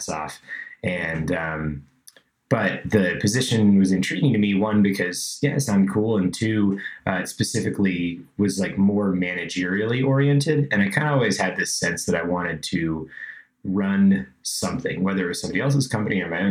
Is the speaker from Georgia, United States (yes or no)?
yes; Georgia, United States; moved away; I was living in Georgia, I grew up in Georgia